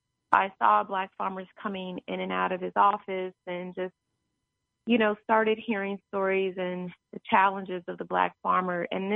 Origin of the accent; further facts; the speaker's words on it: Kansas City, Missouri, United States; I'm originally from Kansas City, Missouri, and my family … we owned a farm in Oklahoma, which is where my grandfather was raised in Muskogee